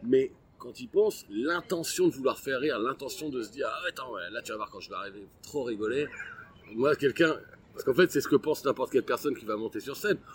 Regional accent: Abbeville, Hauts-de-France, France; je suis né à Abbeville dans la Somme

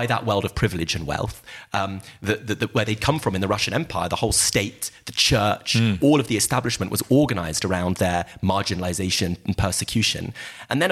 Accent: United Kingdom; my family came to Britain as working class migrants from Eastern Europe

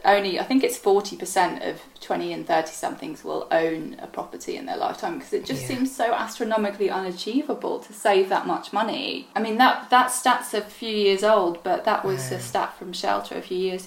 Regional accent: Ireland; moved away; This was in Ireland, and, you know, I'm originally Irish, and it is a very drink-centric culture

